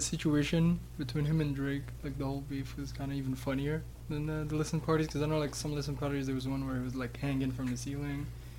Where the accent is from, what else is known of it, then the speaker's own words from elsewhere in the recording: Morocco; moved away; I'm from Morocco.